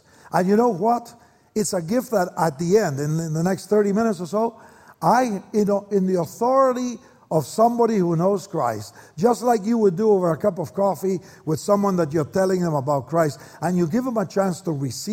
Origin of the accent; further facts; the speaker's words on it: Argentina; moved away as an adult; now in Oregon, United States; I was born in Argentina, and my dad was a young businessman